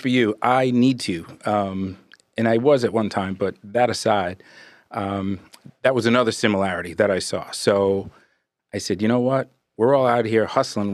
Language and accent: English; Brooklyn, New York, United States; also born or lived in Brentwood, Long Island, New York; grew up, born and raised in Brooklyn, moved out to Long Island in early eighties, went to high school in Brentwood.